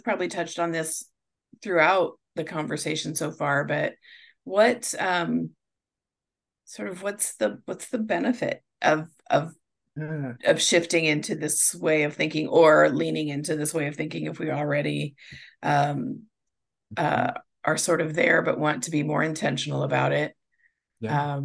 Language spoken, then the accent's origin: English; Nebraska, United States; we're from Nebraska, and the football team's the Cornhuskers.